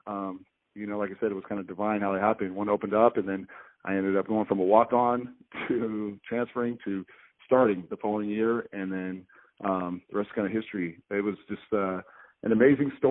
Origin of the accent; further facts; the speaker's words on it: Boise, Idaho, United States; here in my hometown